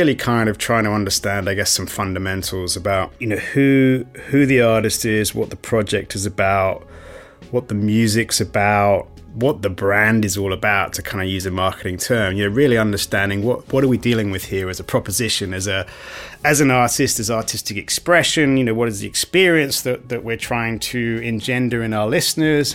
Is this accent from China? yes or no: no; United Kingdom; moved away as an adult; also born or lived in New York, United States / Australia; I'm British, grew up in the UK